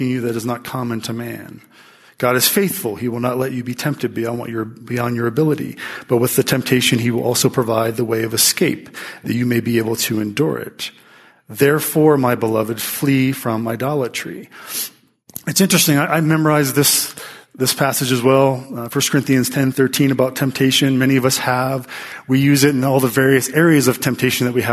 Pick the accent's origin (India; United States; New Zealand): United States; Pittsburgh, Pennsylvania; I'm from Pittsburgh